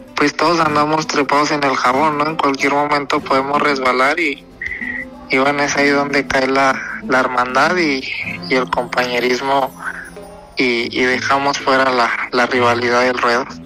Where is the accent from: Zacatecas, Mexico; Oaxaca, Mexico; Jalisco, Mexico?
Zacatecas, Mexico; soy, de Zacatecas, Zacatecas de capital